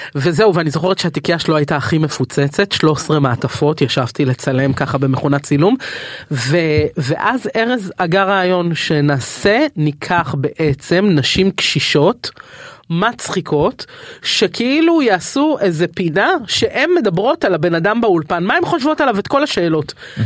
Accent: Tel Aviv, Tel Aviv District, Israel; גדלתי בשכונת התקווה

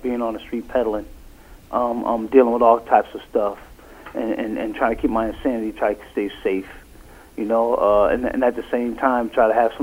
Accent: Bridgeport, Connecticut, United States; now in New Haven, United States; I'm originally from Bridgeport.

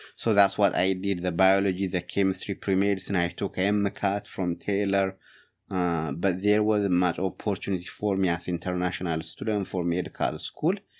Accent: Ethiopia; English is a second language; moved away as an adult; also born or lived in Upland, Indiana; now in Fort Wayne, United States; my hometown, Yatagh Bon, Ethiopia.

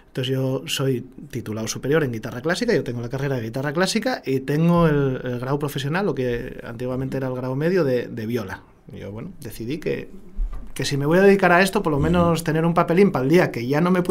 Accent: Asturias, Spain; Luego mañana ya volvemos a ser asturiano

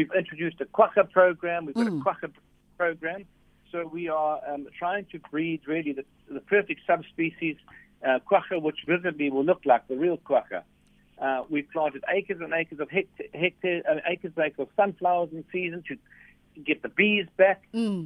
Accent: KwaZulu-Natal, South Africa; moved away; I'm also from KZN

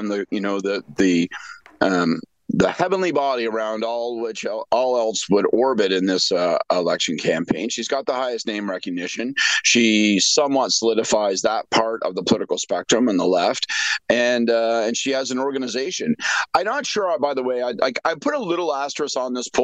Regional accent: Prince Edward Hastings, Eastern Ontario, Canada; I was brought up in Eastern Ontario, Prince Edward Hastings

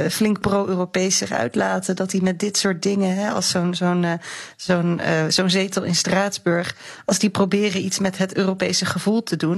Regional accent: Netherlands

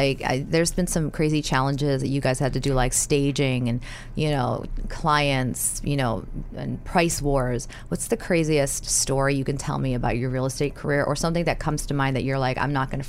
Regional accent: New York City, New York, United States; I'm a New Yorker

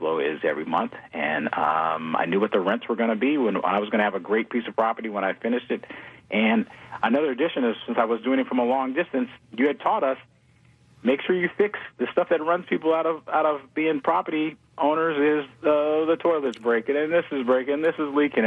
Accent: New Orleans, Louisiana, United States; now in Houston, United States; I'm from New Orleans

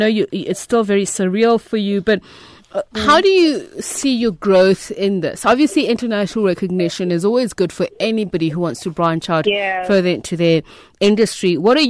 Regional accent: South Africa; our work as South African artists

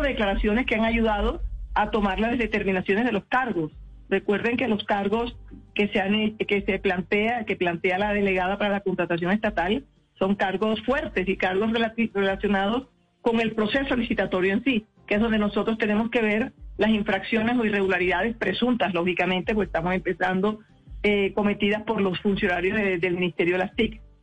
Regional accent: Barranquilla, Atlántico, Colombia; moved away as an adult; now in Bogotá, Colombia; Somos barranquilleras

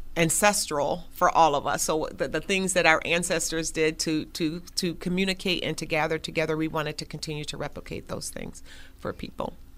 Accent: Buffalo, New York, United States; So I was born and raised on Jefferson Avenue.

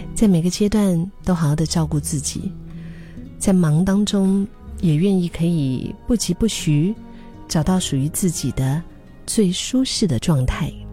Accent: Singapore; 用我们新加坡人的话说

